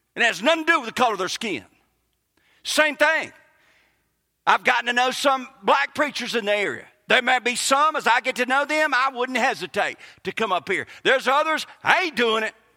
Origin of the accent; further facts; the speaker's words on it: Kosciusko, Mississippi, United States; accent: Southern; moved away as an adult; A guy I grew up with in Kosciuszko